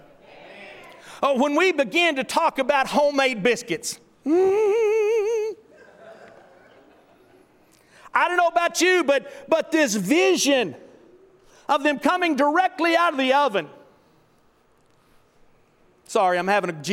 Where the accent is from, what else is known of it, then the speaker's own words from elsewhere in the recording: Tulsa, Oklahoma, United States; a kid growing up in Tulsa, where I grew up at, where I lived at, was about a mile to the north of the Wonder Bread factory there in Tulsa.